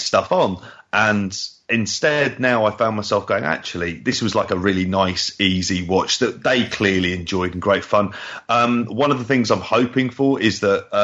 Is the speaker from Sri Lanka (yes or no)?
no; United Kingdom; a British fan